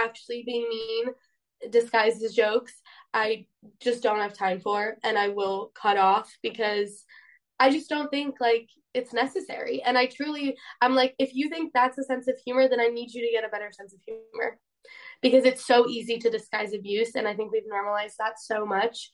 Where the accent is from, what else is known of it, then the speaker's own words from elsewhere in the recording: Poland; I'm from Poland